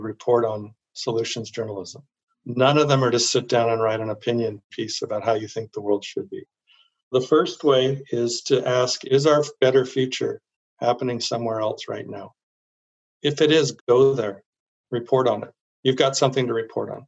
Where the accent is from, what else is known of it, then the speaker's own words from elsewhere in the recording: Silicon Valley, California, United States; I grew up in Silicon Valley